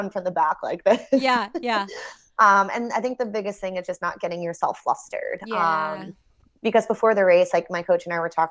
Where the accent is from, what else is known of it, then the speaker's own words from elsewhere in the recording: New York, United States; I grew up in New York